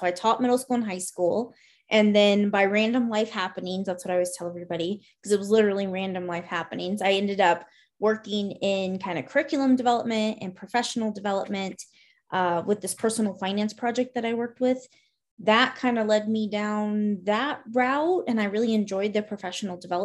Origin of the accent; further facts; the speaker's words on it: Montana, United States; also born or lived in Florida; I grew up in Florida the first half of my childhood, and then Montana the second half of my childhood. And then I stayed in Montana as an adult.